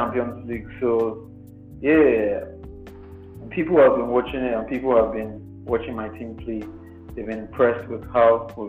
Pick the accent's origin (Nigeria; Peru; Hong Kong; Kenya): Nigeria; I'm from Nigeria